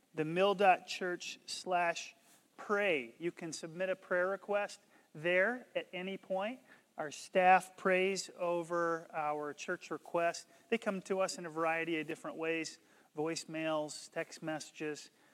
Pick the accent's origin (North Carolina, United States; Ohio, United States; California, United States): North Carolina, United States; where I grew up in North Carolina